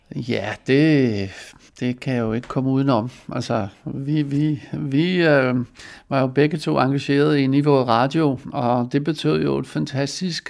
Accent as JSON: {"language": "Danish", "country": "Netherlands", "tie": "born or raised there", "second_language": "Danish", "moved": "as an adult", "lives_now": "Denmark", "said": "Jeg blev født i Holland og kom til Danmark i 1920, øh, ikke 1920, som 20-årig i 1970"}